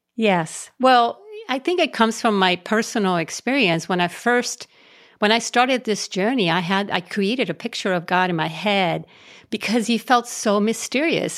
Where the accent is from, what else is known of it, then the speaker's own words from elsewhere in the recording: Puerto Rico; I was raised in Puerto Rico, um, out in the country, poor, poor kid, poor family.